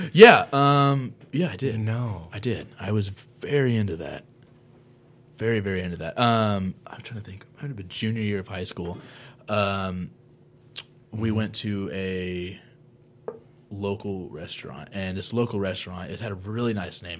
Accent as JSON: {"language": "English", "town": "Monticello", "region": "Illinois", "country": "United States", "tie": "born or raised there", "said": "my hometown of Monticello"}